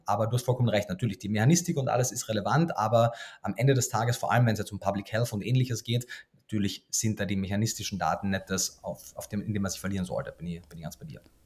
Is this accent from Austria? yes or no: yes; Austria; moved away as an adult; also born or lived in Germany; wie man wahrscheinlich in den ersten Worten schon hört, bin ich gebürtiger Österreicher